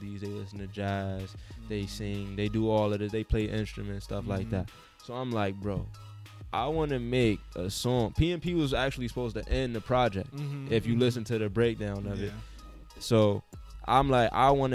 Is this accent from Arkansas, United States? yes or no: no; New York City, New York, United States; I'm from the Ville